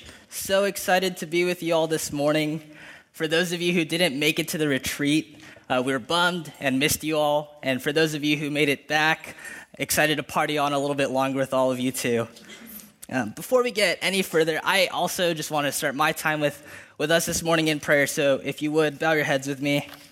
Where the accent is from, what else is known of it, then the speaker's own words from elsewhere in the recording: Philippines; I'm Filipino, and the list could go on.